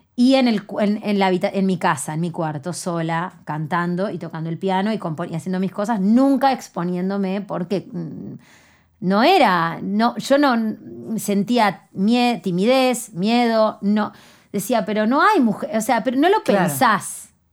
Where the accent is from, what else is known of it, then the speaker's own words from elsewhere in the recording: Canelones, Uruguay; Yo vengo de Canelones, de la ciudad de Canelones, y tengo 38 años